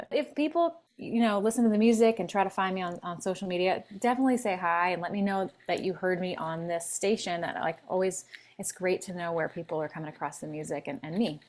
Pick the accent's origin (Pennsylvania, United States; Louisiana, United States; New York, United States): Pennsylvania, United States; Philadelphia; now in Los Angeles, United States; I'm from Philly originally